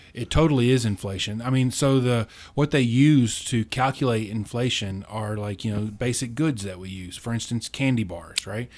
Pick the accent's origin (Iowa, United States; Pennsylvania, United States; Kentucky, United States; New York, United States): Kentucky, United States; Munfordville; I'm from a small town in Kentucky, uh, right in the center of the state, near Mammoth Cave